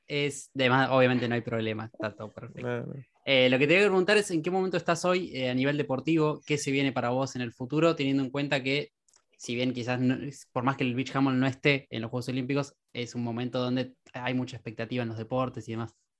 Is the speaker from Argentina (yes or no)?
yes; Quilmes, Buenos Aires Province, Argentina; Quilmes, digo porque soy también de, la localidad